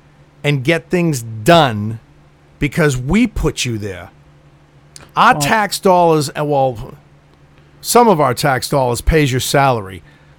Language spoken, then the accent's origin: English; United States; I'm an American citizen